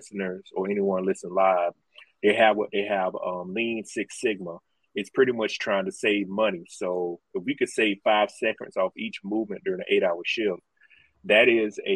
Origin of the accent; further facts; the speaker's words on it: South Carolina, United States; I am from South Carolina and still live here